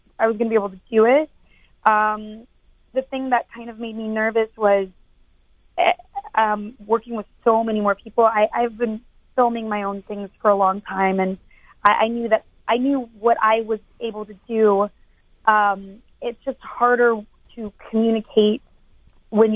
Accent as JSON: {"language": "English", "region": "Texas", "country": "United States", "said": "I'm from Texas, and I went to college in Austin at UT"}